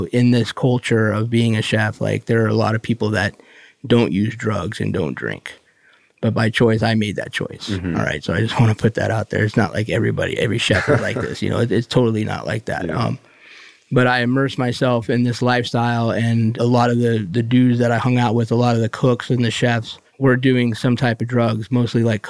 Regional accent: Las Vegas, Nevada, United States; also born or lived in New York / South Florida; now in Jupiter, United States; Born in Las Vegas

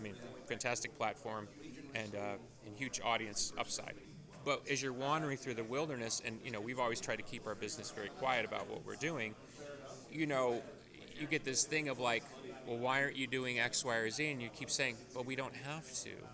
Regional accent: Chicago, Illinois, United States; I grew up in the Chicago version

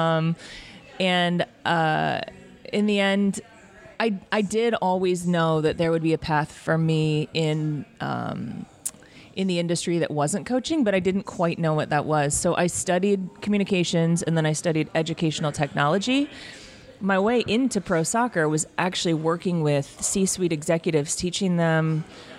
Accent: Tucson, Arizona, United States; also born or lived in Washington State; I grew up in Tucson. I was born in Washington State. My parents divorced when I was seven, and mom, me, and my big brother all moved down to Tucson.

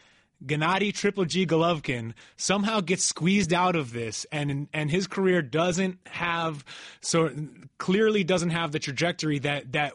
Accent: New York, United States; I grew up in New York

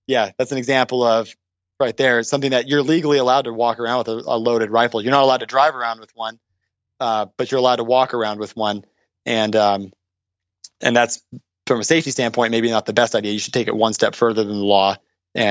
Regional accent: Orange County, California, United States; I was raised in Orange County

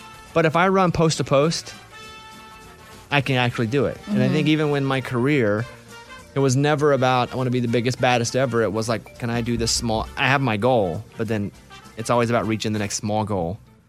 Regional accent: Arkansas, United States; Mine was to try to lose some of my accent. So I don't know if that's the same. Nice. Yeah. Because where I grew up in Arkansas, eyes were eyes.

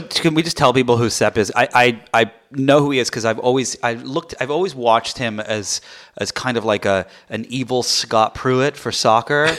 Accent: England, United Kingdom; moved away; So I grew up in England

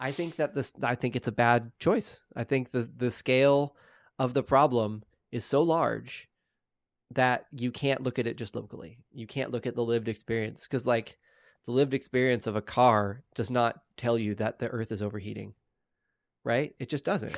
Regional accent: Oklahoma, United States; I'm from Oklahoma.

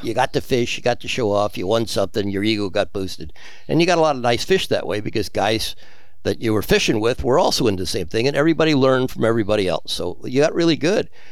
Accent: United States; moved away as an adult; also born or lived in Pensacola, Florida / Key West, Florida; now in South Florida, United States; I was from New Jersey, New York, and then I was in Pensacola for two years

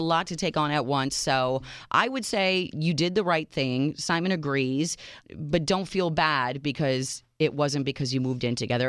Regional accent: Minneapolis, Minnesota, United States; moved away; also born or lived in Chicago; my hometown of Minneapolis

